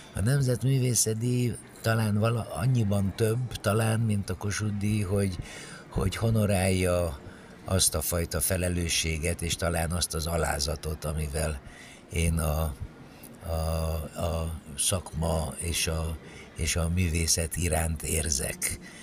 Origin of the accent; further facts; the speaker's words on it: Cluj-Napoca, Cluj County, Romania; moved away as an adult; also born or lived in Bucharest / Budapest / Paris; now in Hungary; muzsikus családba születtem Kolozsváron, ott a nagynevű zenei liceumban végeztem a tanulmányaimat, utána Bukarestbe kerültem